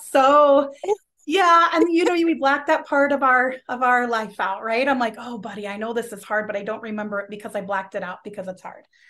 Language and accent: English; Los Angeles, California, United States; moved away as an adult; now in Minnesota, United States; I'm originally from Los Angeles, and, um, growing up in California